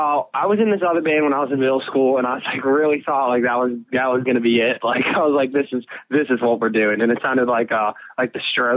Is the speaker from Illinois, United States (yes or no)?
yes; Chicago, Illinois, United States; also born or lived in Milwaukee; Actually, I was born in Chicago and then my parents had me when we were like, they were like my age, like now, like 18.